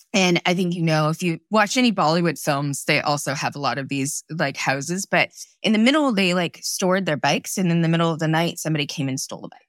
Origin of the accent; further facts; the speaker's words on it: Torrance, California, United States; also born or lived in Kolkata, India; So I grew up in Southern California, in Torrance